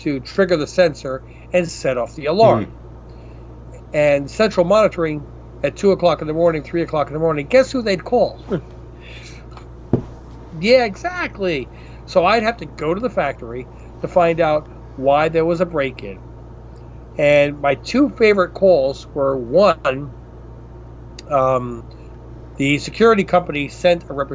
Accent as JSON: {"language": "English", "town": "New York City", "region": "New York", "country": "United States", "said": "I'm from Queensbridge"}